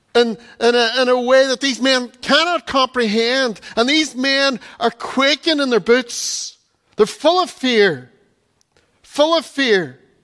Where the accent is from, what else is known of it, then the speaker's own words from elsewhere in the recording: Donegal, Ulster, Ireland; growing up in Donegal